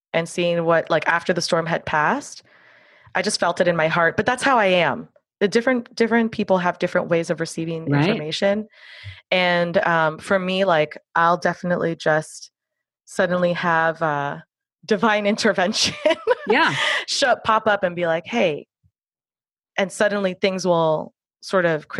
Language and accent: English; Miami, Florida, United States; I'm out of Miami, Florida. So I grew up with hurricanes. It's my hometown